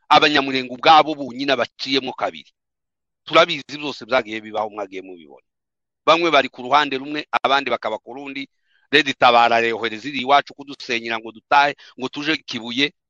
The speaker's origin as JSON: {"language": "Kinyarwanda", "region": "South Kivu", "country": "DR Congo", "said": "ntabwo turi abarwanda fone no turaba turaba turi abanyekongo"}